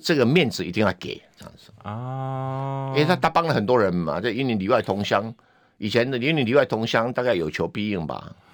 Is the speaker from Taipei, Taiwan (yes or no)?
no; Yunlin County, Taiwan; moved away; 我们云林人不管他会不会当选，只要是云林，我们一定挺嘛